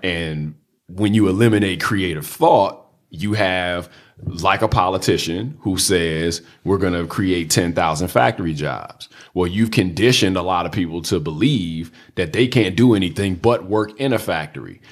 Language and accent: English; Washington, District of Columbia, United States; I grew up in Southeast D C. I went to D C public schools